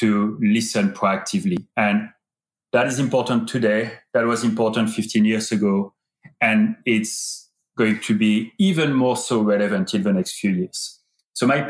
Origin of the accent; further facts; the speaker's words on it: France; moved away as an adult; also born or lived in United Kingdom; now in United States; I was born in France and I've been living in the United States for 13 years